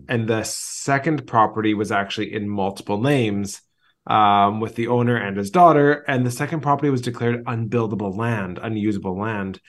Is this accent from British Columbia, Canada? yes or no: yes; Vancouver, British Columbia, Canada; moved away as an adult; now in Greece; I grew up in Vancouver, but I'm a third generation, uh, Greek in Vancouver